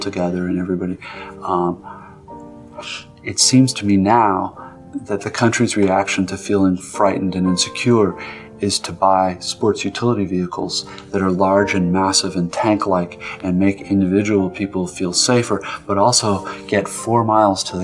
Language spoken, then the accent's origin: English; United States; I am as an American